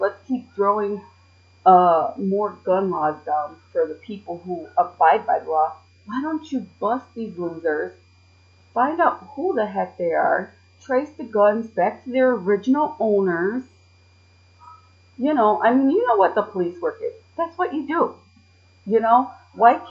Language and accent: English; Chicago, Illinois, United States; accent: city voice; I was born and raised in Chicago